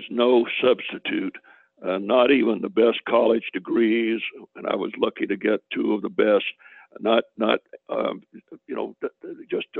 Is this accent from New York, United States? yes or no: no; Macon, Georgia, United States; I was born 1941 in Macon, Georgia